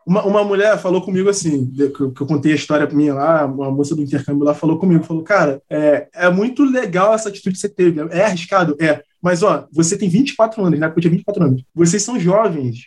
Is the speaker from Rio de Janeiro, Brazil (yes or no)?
yes; São João de Meriti, Rio de Janeiro, Brazil; also born or lived in Mesquita / Nova Iguaçu; eu cresci onde eu moro, é em São João de Meriti